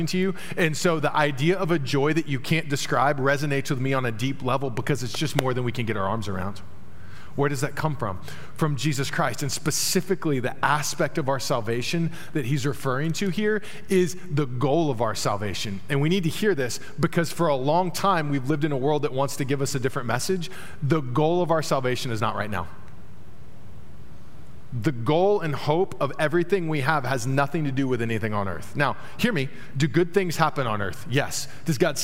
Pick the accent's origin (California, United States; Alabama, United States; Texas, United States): Texas, United States; Dallas; moved away; also born or lived in Terre Haute, Indiana; I grew up in Dallas, large city, obviously.